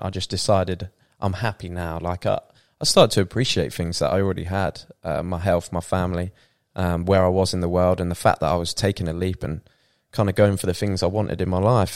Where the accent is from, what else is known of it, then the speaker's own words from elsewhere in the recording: Peterborough, East of England, United Kingdom; moved away as an adult; also born or lived in Bournemouth; now in Thailand; we grew up in Peterborough